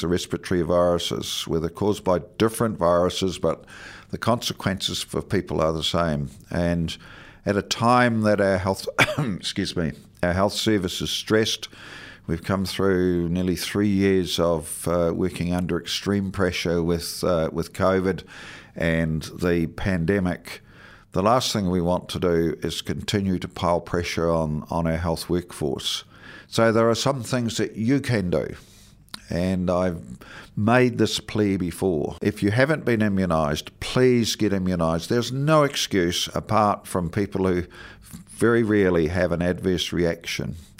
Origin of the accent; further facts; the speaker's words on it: Southland, New Zealand; now in Dunedin, New Zealand; growing up in Southland in the, in the sixties and seventies